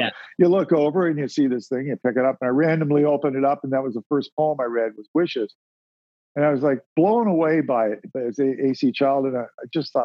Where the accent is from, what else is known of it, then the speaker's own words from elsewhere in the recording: Sarnia, Ontario, Canada; I was born and raised in Sarnia, Ontario, which was a border town.